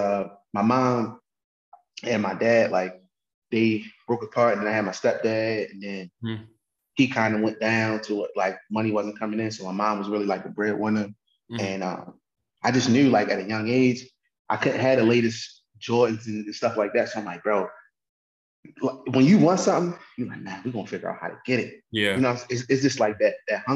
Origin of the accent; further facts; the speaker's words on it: Baltimore, Maryland, United States; So I'm from Baltimore, Maryland